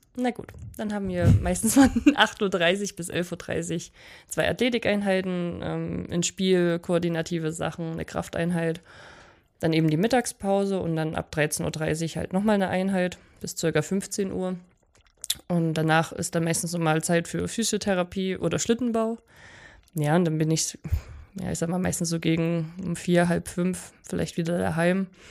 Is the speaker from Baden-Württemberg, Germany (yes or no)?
no; Oberwiesenthal, Saxony, Germany; now in Oberhof, Germany; Zu Hause hier in Oberwiesenthal